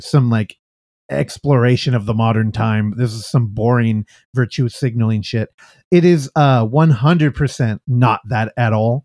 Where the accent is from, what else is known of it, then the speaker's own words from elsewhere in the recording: San Francisco, California, United States; I'm from San Francisco